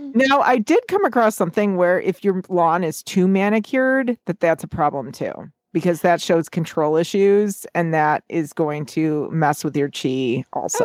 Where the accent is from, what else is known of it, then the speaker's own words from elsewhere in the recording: United States; being an American